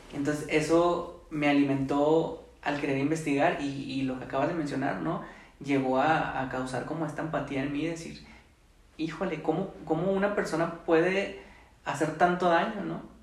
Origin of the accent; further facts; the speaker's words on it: Mexico; nuestras tradiciones, ¿no? De nuestra cultura eh, como mexicanos